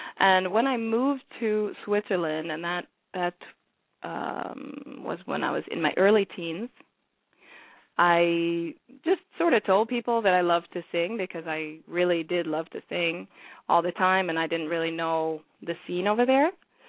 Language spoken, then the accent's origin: English; Sierra Leone; I'm from Sierra Leone originally